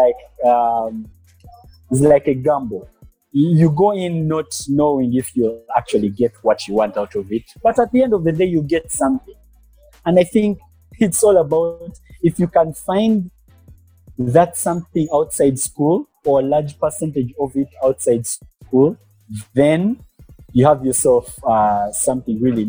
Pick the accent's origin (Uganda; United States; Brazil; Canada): Uganda; Kampala, Central Region; also born or lived in Western Uganda; I am based in Kampala, born and raised in Kampala, but I'm from the western part of Uganda